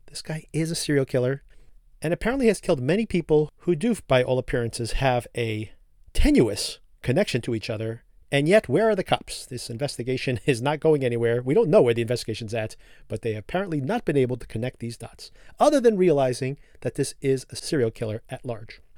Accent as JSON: {"language": "English", "region": "New Jersey", "country": "United States", "tie": "born or raised there", "said": "right here in my home state of New Jersey"}